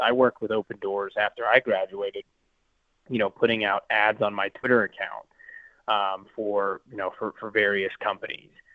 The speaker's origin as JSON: {"language": "English", "area": "small community near Manhattan", "region": "Kansas", "country": "United States", "tie": "born or raised there", "said": "being from a you know from a small community nearby Manhattan"}